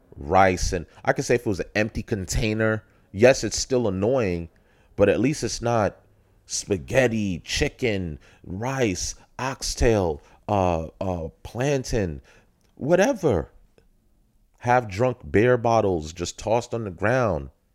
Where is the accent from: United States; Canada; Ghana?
United States; New York City, New York; I'm from Brook, Brooklyn, New York